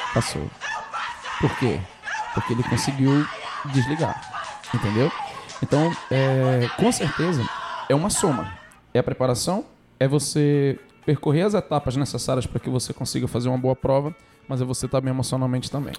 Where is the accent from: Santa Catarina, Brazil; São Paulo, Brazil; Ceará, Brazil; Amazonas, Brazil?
Amazonas, Brazil; Eu sou amazonense, sou nortista, tenho muito orgulho da minha terra